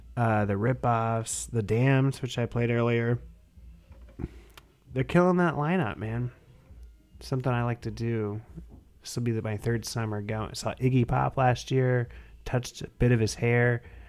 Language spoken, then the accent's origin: English; Indiana, United States; my home state of Indiana